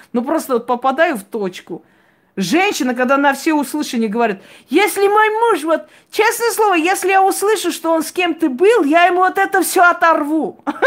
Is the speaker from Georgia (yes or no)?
yes; Georgia; Я родилась в Грузии, я знаю четыре языка.